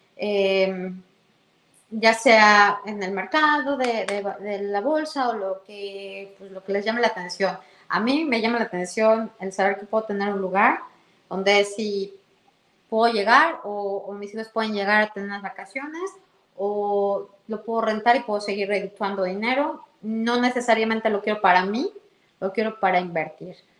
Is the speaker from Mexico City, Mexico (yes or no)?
yes; Mexico City, Mexico; moved away as an adult; also born or lived in Toronto area, Canada; now in Canada; Yo soy de la Ciudad de México